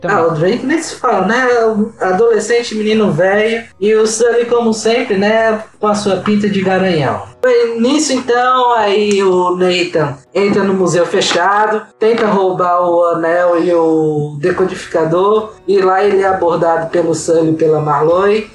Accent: Brazil; nós somos brasileiros

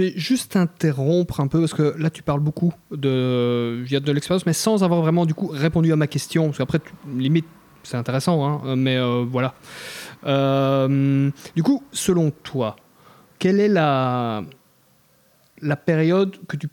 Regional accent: Belgium; je suis belge, mais on est vraiment un peuple sympa

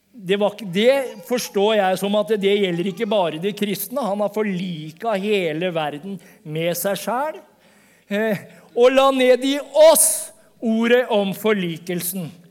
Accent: Vestfold, Norway; accent: Vestfold Norwegian; som Vestfold-norsk, Jeg kommer fra Vestfold.

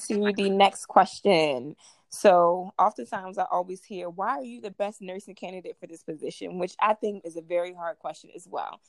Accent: Baltimore, Maryland, United States; I'm from Baltimore, Maryland

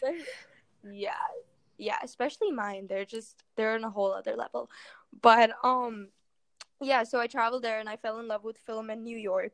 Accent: Mumbai, Maharashtra, India; I'm originally from Mumbai, India

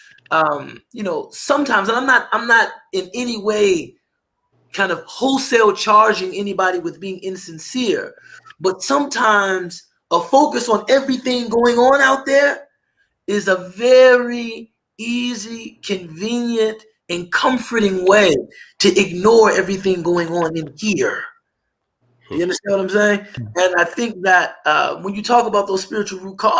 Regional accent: United States; also born or lived in Egypt; I'm being paid more just because I'm an American

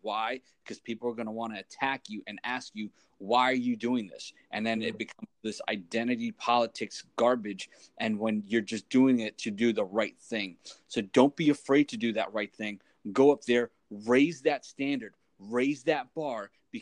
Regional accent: New York City, New York, United States; now in New Jersey, United States; I grew up in New York City

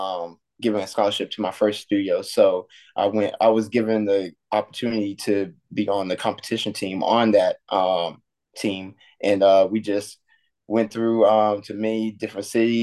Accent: Effingham, Georgia, United States; I grew up in actually Effingham, Georgia, so like 45 minutes away from Savannah.

